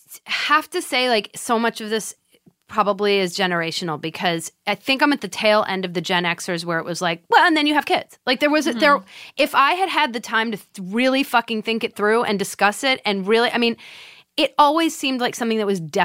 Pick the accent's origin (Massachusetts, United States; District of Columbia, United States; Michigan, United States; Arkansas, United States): Massachusetts, United States; Swampscott; I'm from Swampscott, Massachusetts.